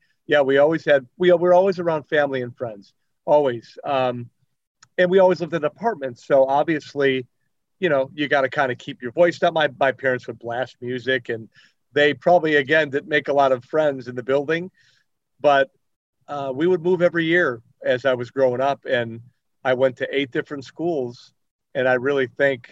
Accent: Chicago, Illinois, United States; I grew up in the Belmont Cragen neighborhood, Portage Park, kind of like that whole area.

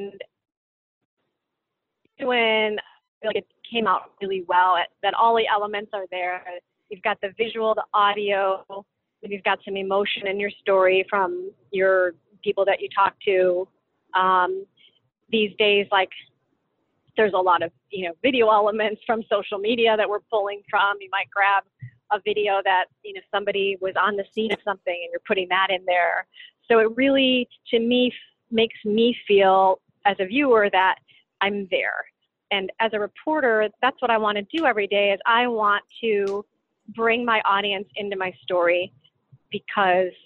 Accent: Chicago, Illinois, United States; I grew up in Chicago

